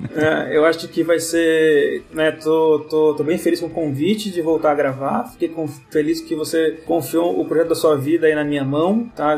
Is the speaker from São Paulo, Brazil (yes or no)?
yes; São Paulo, Brazil; sou de São Paulo